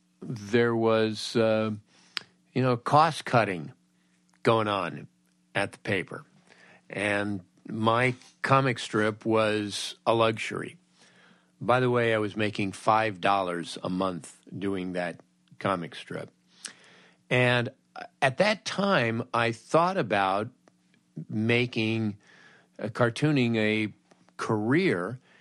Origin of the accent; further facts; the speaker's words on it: Woodland Hills, California, United States; I grew up in Woodland Hills in the San Fernando Valley.